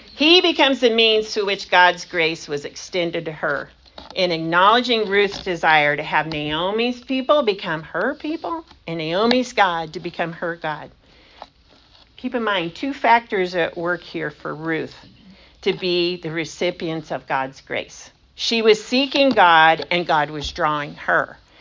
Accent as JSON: {"language": "English", "country": "United States", "said": "I'm such an American"}